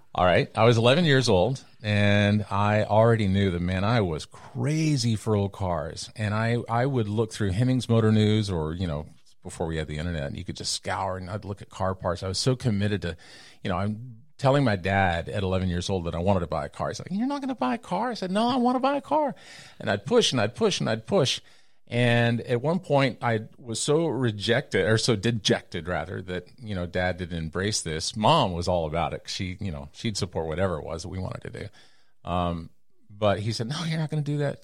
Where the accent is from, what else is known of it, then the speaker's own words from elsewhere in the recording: Texas, United States; moved away as an adult; also born or lived in New York City / Los Angeles; I left my hometown in Texas in nineteen eighty-four, eighty-six